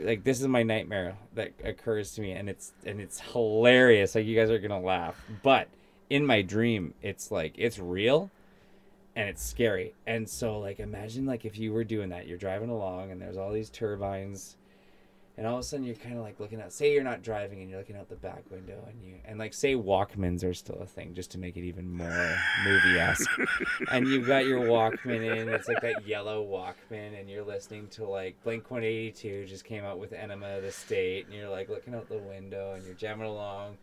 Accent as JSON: {"language": "English", "town": "Vancouver", "region": "British Columbia", "country": "Canada", "tie": "born or raised there", "said": "I grew up like in East Vancouver"}